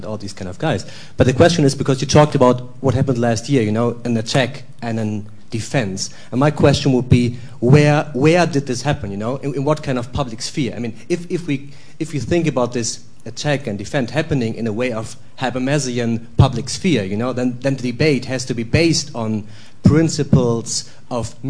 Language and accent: English; Germany; I'm from Germany